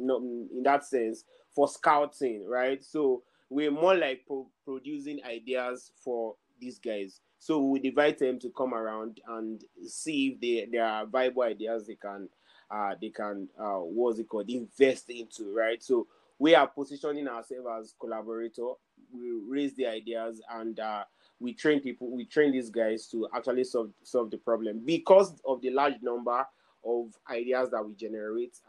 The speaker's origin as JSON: {"language": "English", "country": "Nigeria", "said": "especially in Nigeria, especially as Nigerian"}